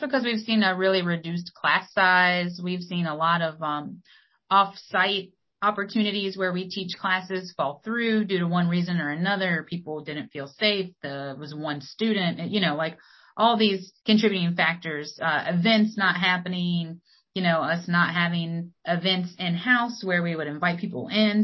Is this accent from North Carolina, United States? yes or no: yes; Wilmington, North Carolina, United States; moved away; growing up in Wilmington or in New Hanover County.